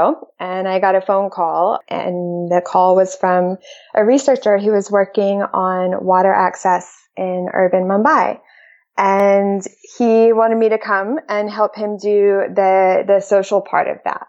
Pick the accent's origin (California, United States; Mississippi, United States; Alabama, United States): Alabama, United States; also born or lived in Chicago / Peru / Seattle, Washington; now in North Carolina, United States; I was born in Alabama. So grew up in the South